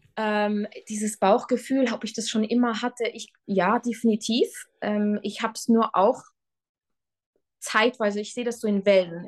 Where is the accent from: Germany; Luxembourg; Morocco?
Luxembourg; moved away as an adult; also born or lived in Switzerland / Tyrol, Austria; Ich äh, bin gebürtige Luxemburgerin